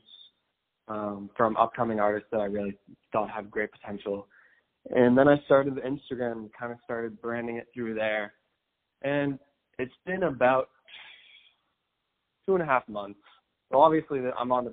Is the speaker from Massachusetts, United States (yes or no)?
yes; Boston, Massachusetts, United States; moved away as an adult; also born or lived in Los Angeles; I'm from Boston. I was there at the time.